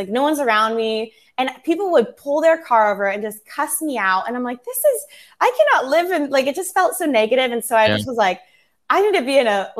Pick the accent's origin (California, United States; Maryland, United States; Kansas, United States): California, United States; also born or lived in Los Angeles; now in Newport Beach, United States; I'm originally from Orange County, so kind of by Disneyland. Mm-hmm. And then I lived in LA for 8 years, and I just moved to Newport Beach.